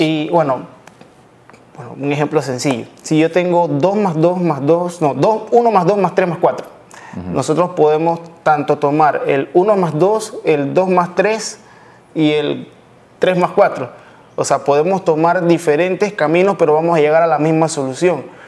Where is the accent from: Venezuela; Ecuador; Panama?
Panama; also born or lived in Colombia; soy panameño, mitad panameño, mitad colombiano.